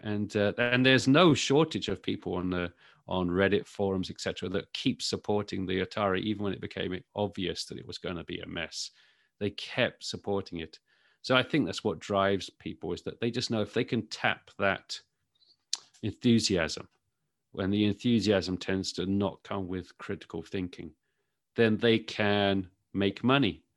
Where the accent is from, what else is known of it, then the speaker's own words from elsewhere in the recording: United Kingdom; moved away as an adult; now in United States; As you can probably tell from my accent, I'm sort of, I'm from the U K. So I was tech journalist in the U K for many, many years before I moved over